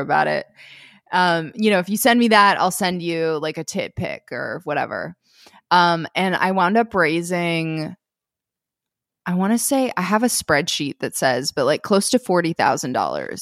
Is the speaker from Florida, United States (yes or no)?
no; Minnesota, United States; I grew up in Minnesota.